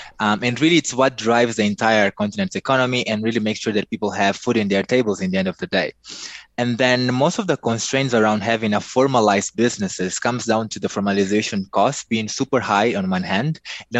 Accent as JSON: {"language": "English", "region": "Nampula", "country": "Mozambique", "tie": "born or raised there", "also_born_or_lived": "central Mozambique", "moved": "as an adult", "lives_now": "Maputo, Mozambique", "said": "I was born in Mozambique, in the north of the country, in a small town called Nampula. My parents are both from there, but they're quite mixed in terms of their background. I lived there till I finished my high school."}